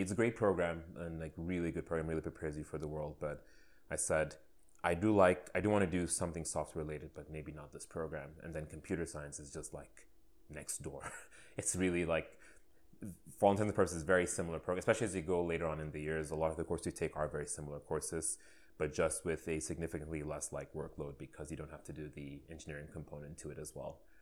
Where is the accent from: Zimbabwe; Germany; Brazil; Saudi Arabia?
Saudi Arabia; moved away as an adult; now in Canada; I was born and raised in Saudi Arabia in the Middle East